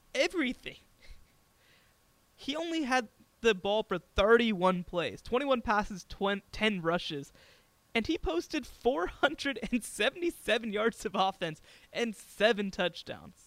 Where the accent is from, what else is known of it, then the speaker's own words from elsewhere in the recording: Dallas, Texas, United States; I'm from Dallas